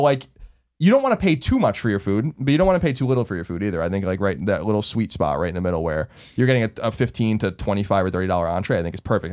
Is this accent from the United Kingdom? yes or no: no; Long Island, New York, United States; moved away; growing up on Long Island in the shadow of New York City